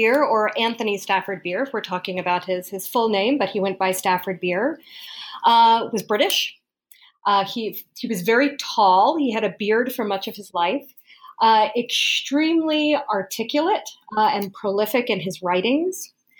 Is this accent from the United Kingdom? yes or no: no; Colombia; born there; Another part of the story is that I was born in South America. I was born in Colombia.